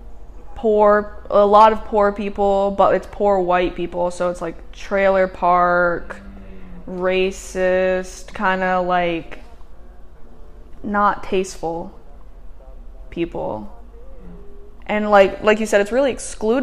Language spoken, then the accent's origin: English; Vermont, United States; Born and raised in Vermont